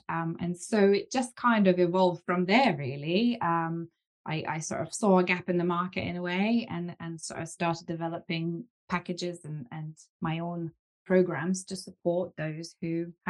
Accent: Lithuania; now in United Kingdom; I'm originally from Lithuania and my family moved over to the UK and from then on it was just kind of going into education.

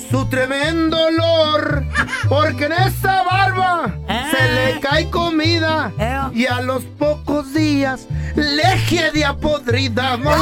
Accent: Sonora, Mexico; que platicábamos de que tú eres de Michoacán, yo soy de Sonora.

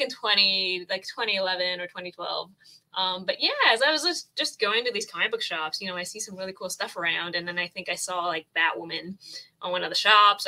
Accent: Toronto, Ontario, Canada; I'm from Toronto, Canada, the Great White North

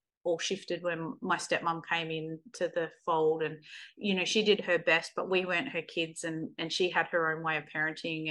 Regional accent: Kalgoorlie, Western Australia, Australia; We actually grew up, I was born in Kalgoorlie. We lived in a mining town

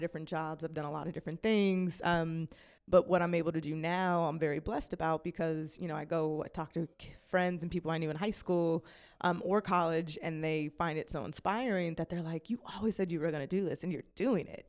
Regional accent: Las Vegas, Nevada, United States; moved away; I was born and raised in Las Vegas, Nevada

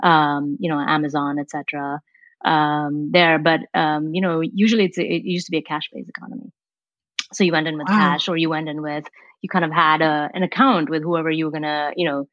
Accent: India; moved away as an adult; now in Menlo Park, United States; I came here for college, right? And I came from India

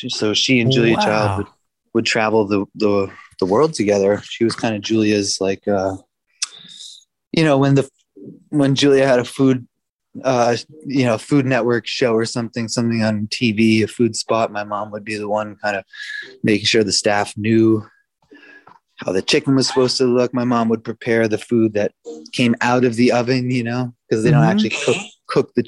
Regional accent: Providence, Rhode Island, United States; moved away as an adult; also born or lived in Boston; now in Montreal, Canada; Born and raised in Providence, Rhode Island.

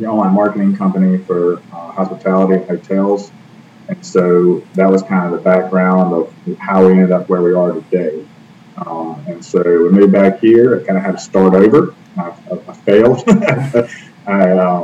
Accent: Oxford, Mississippi, United States; also born or lived in Jackson, Mississippi / Virginia / St Andrews, Scotland; I moved up to Oxford, Mississippi, which is the home of Ole Miss and University of Mississippi, when I was about five. Grew up here

